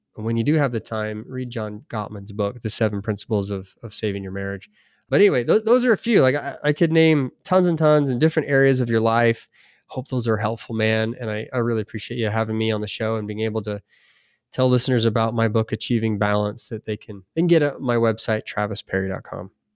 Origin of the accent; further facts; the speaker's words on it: United States; we're American.